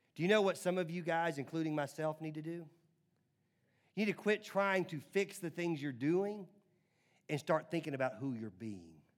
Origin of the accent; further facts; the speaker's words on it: Nashville, Tennessee, United States; growing up in Nashville, again, in the nineties